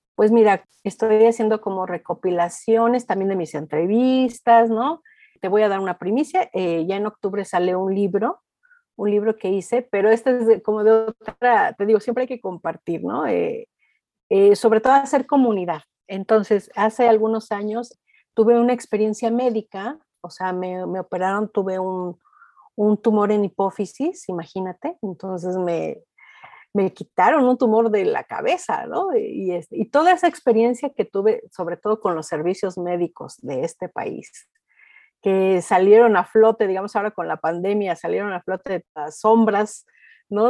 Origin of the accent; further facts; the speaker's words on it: Mexico; also born or lived in Oaxaca (maternal family); en mi país, en México